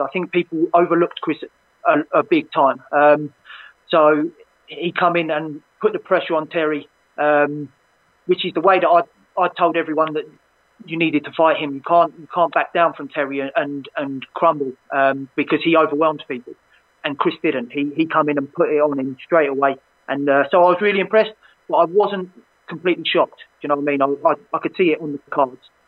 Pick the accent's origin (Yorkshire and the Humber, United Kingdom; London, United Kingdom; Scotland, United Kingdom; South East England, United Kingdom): London, United Kingdom; my, my hometown